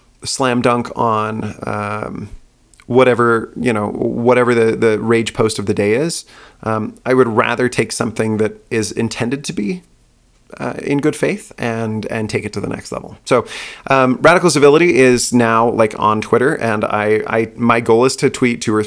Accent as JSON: {"language": "English", "region": "Utah", "country": "United States", "tie": "born or raised there", "also_born_or_lived": "Houston, Texas", "moved": "as an adult", "said": "I grew up in Utah. I lived there most of my life."}